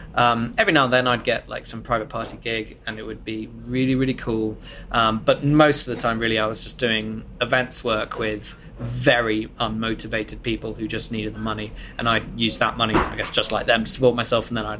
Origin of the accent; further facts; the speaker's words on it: Bath, South West England, United Kingdom; industry from Bath, less than 100 miles from what is probably the drinks capital of the world, and I'm a British national.